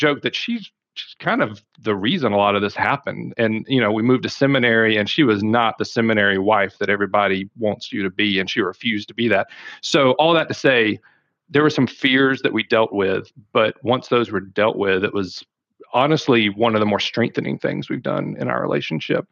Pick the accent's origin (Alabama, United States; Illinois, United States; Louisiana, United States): Alabama, United States; South; accent: Southern; moved away; I am from South Alabama originally